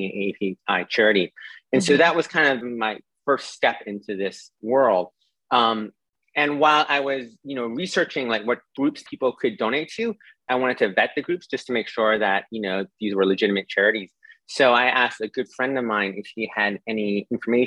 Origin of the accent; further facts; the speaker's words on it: Boston, Massachusetts, United States; moved away as an adult; now in New York, United States; I grew up in Boston, and I moved to New York in, you know, early 2000s